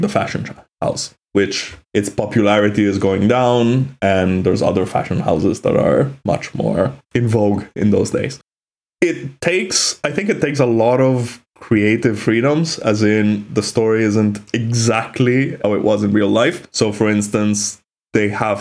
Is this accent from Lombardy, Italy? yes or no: yes; Milan, Lombardy, Italy; we were growing up in Milan in those years